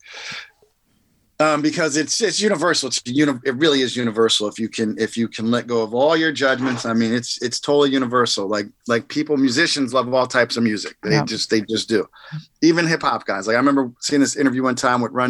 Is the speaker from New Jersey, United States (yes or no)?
yes; Jersey Shore, New Jersey, United States; I'm just a kid from the Jersey Shore who grew up, I would say, you know, 80s.